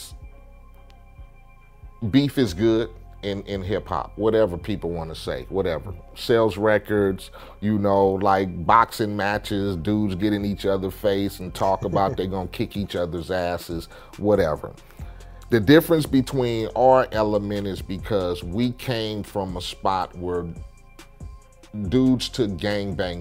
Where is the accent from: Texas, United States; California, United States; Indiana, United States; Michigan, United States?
California, United States; Compton; I come from Compton, I gang bang